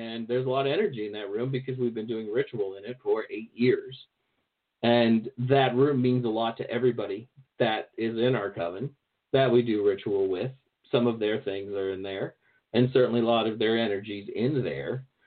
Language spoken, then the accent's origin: English; American South, rural Virginia, United States; moved away; I grew up in the American South for to a large degree. So I went to high school. Well, I went to high school and I went to junior high mostly in rural Virginia